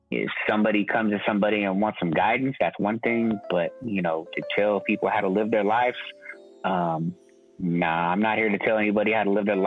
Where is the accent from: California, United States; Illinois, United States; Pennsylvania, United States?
California, United States; East Bay; now in San Francisco, United States; I was born in the East Bay